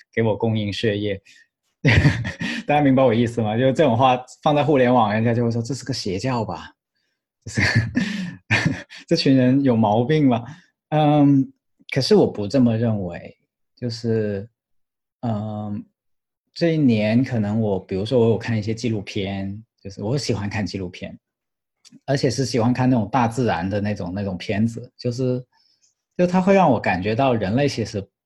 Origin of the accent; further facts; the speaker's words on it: Guangdong, China; 我是个广东人